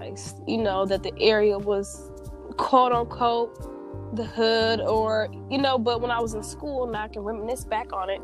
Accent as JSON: {"language": "English", "town": "South Bend", "region": "Indiana", "country": "United States", "tie": "born or raised there", "said": "Growing up in South Bend, that's our hometown"}